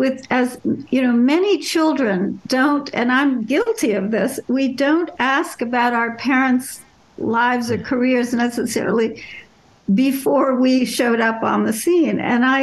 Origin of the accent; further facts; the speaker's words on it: Paris, Île-de-France, France; born there; also born or lived in Germany; So they moved to Paris about a month before I was born. I was born in Paris. Two of my three younger brothers were born in France as well.